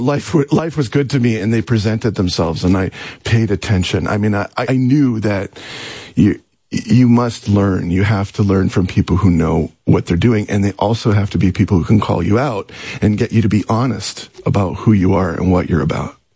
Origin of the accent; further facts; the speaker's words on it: Canada; moved away; also born or lived in Seattle / Los Angeles; I'm Canadian.